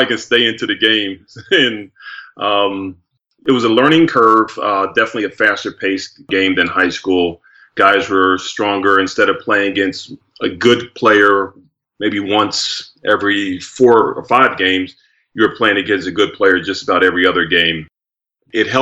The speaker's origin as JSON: {"language": "English", "town": "Trenton", "region": "New Jersey", "country": "United States", "tie": "born or raised there", "said": "where I was born in Trenton, New Jersey"}